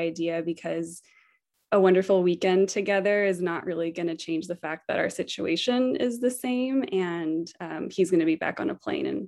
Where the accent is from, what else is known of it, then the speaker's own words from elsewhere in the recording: Texas, United States; I'm originally from Texas